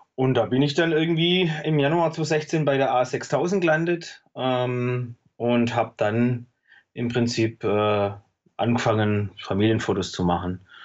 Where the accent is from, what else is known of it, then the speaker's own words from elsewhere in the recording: Besigheim, Baden-Württemberg, Germany; Ich komme äh, äh, zwischen Stuttgart und Heilbronn aus dem Weinort Besigheim. Ähm, lebe da mit meiner Frau und meinen drei Kindern.